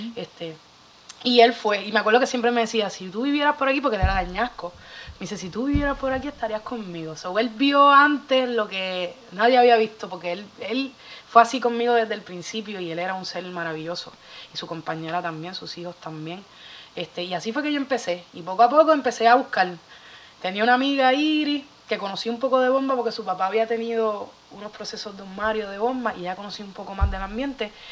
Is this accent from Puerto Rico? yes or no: yes; Bayamón, Puerto Rico; yo soy de Bayamón